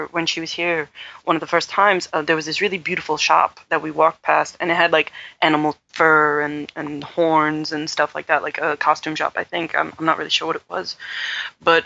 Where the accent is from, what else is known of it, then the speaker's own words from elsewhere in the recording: New York, United States; I'm from New York